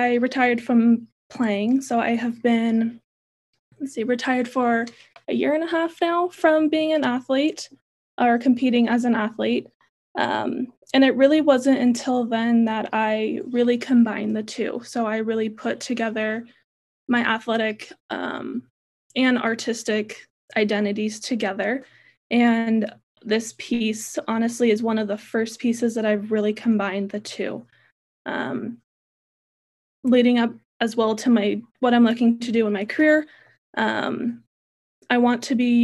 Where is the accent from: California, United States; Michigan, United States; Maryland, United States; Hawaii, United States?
California, United States; Central; Born and raised in California, Central California